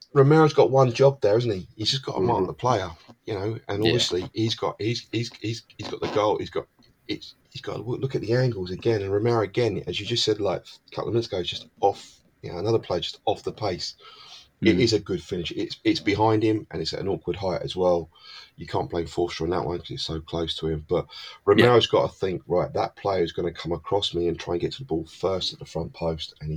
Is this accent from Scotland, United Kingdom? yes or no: no; London, United Kingdom; I come from South London